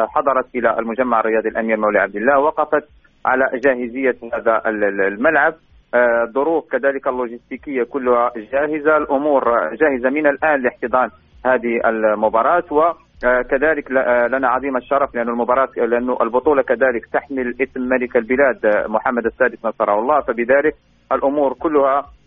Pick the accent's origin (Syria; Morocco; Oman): Morocco; ما نتمناه صادقين كمغاربه